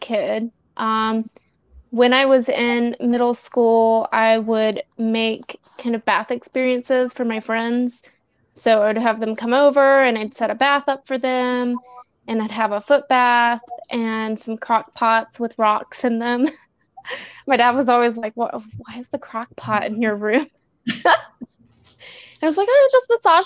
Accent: the South, United States; I grew up in the South as a gay

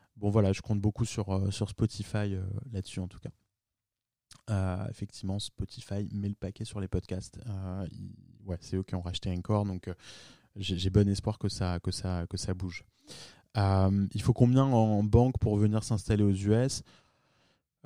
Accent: France; moved away as an adult; also born or lived in New York / Palo Alto; j'étais un des premiers à, par exemple, à New York, euh, à monter une boîte en tant que Français

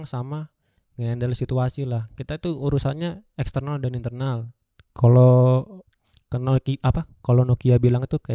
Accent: Java, Indonesia; kalau aku bilang iya saya juga orang Jawa nih pak gitu.

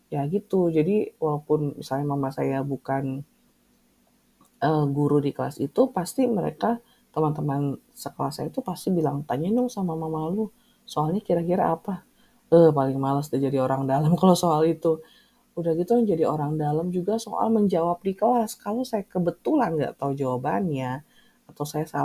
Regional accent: Bandung, West Java, Indonesia; walaupun saya berasal dari Bandung tapi tempat tinggal sama kampus tuh jauh banget

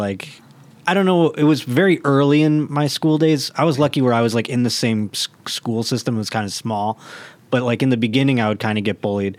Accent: Buffalo, New York, United States; Buffalo, New York.

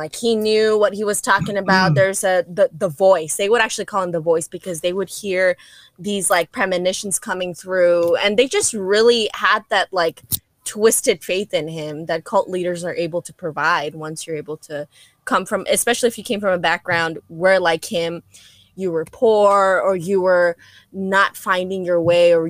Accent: Chicago, Illinois, United States; I'm a Chicago native

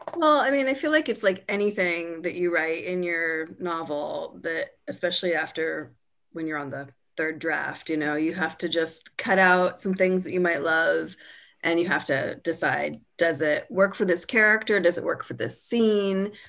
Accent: California, United States; my identity is as a Californian is tied up in a lot of different foods.

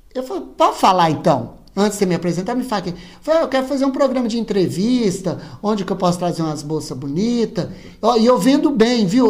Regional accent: Nova Serrana, Minas Gerais, Brazil; accent: mineiro; eu sou de Nova Serrana

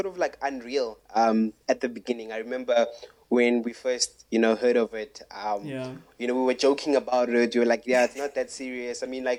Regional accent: Pretoria, Gauteng, South Africa; now in Cape Town, South Africa; born and raised in Pretoria, then moved at some later part of my life. I moved down to Cape Town, and yeah, now I'm based in Cape Town.

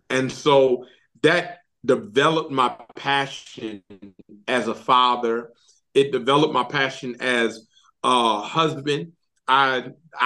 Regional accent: Detroit, Michigan, United States; moved away as an adult; now in Alabama, United States; growing up in Detroit, Michigan

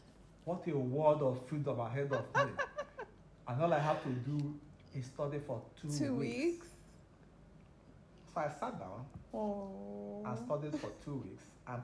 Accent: Aba, Abia, Nigeria; I grew up in Aba.

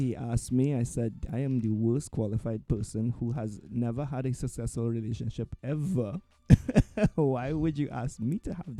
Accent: Trinidad & Tobago; moved away; I grew up in Trinidad, primarily Black and brown community. Mm-hmm. I was pretty much the only student in my entire school that was Asian. And moving here too. I moved here and I gravitated to the Caribbean diaspora.

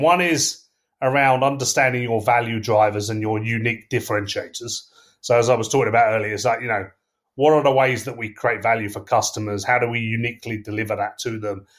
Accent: England, United Kingdom; accent: English; I'm English, as you can tell from my accent

